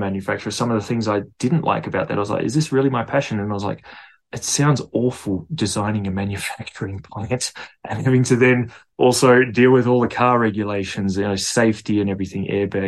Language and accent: English; Perth, Western Australia, Australia; I'm from Perth, Australia